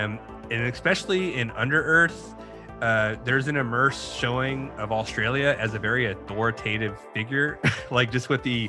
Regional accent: Austin, Texas, United States; Austin, Texas. Texas. Yes.

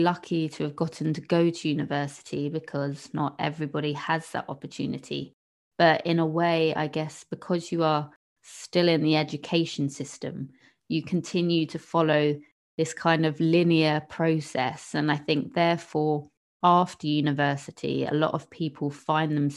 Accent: England, United Kingdom; we are English

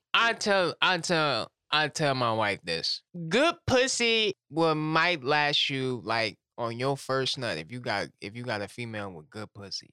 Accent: Louisiana, United States; I'm from Louisiana

